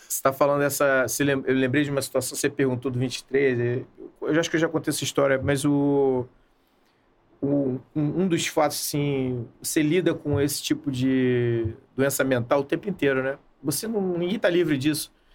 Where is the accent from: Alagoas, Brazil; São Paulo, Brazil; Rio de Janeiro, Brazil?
Rio de Janeiro, Brazil; E a minha, a minha adolescência eu passei em Copacabana.